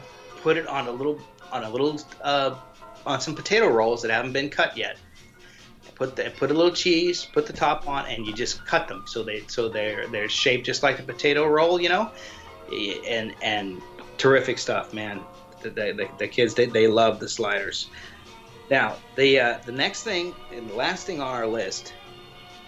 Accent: West Coast, United States; now in New York, United States; where I was growing up on the West Coast, but here in New York

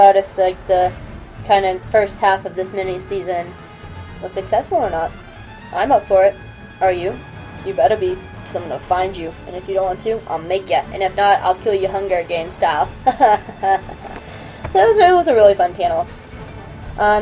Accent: the South, United States; I'm from the South.

